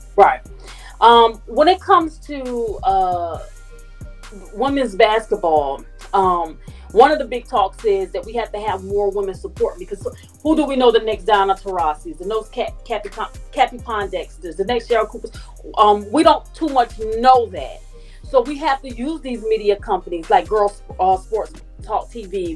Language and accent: English; Savannah, Georgia, United States; I'm from Savannah